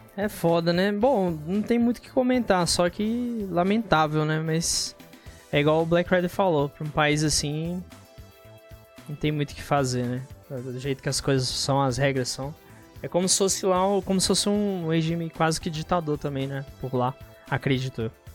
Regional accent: Brasília, Federal District, Brazil; eu sou de Brasólia, mas você quer saber a cidade específica, né? No caso, se for a cidade especificamente, sou de Santa Maria

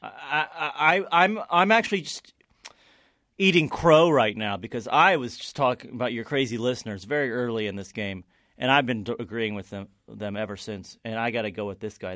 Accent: Kentucky, United States; growing up in Kentucky

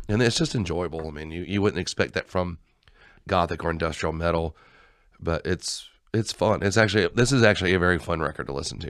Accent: Georgia, United States; we're from Georgia.

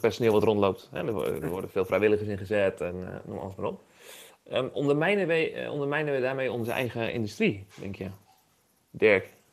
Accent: Leeuwarden, Friesland, Netherlands; ik ben zelf opgegroeid in Leeuwarden

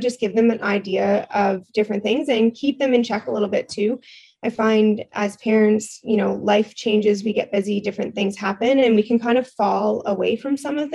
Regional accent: Ontario, Canada; moved away as an adult; now in Nova Scotia, Canada; I am out in Nova Scotia right now, but I'm originally from Ontario

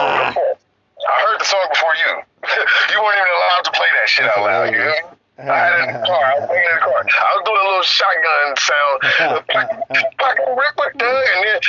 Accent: Oakland, California, United States; I'm from East Oakland, so we don't listen to no fucking … and shit.

